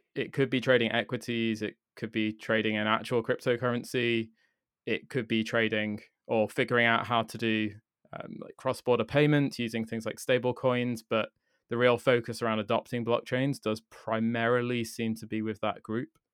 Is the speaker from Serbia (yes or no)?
no; United Kingdom; me as a British person